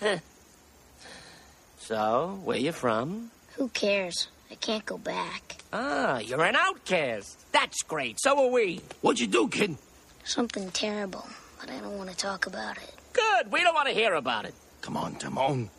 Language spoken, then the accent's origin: English; the South, United States; I grew up in the South